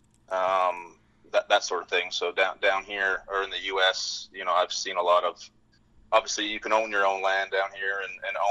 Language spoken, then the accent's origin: English; British Columbia, Canada; moved away as an adult; now in Fort Worth, United States; I grew up in British Columbia, a small town north of Vancouver, about 3 hours